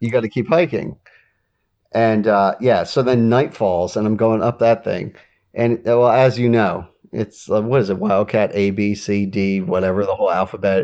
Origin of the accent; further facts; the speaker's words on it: Delaware, United States; I'm from Delaware.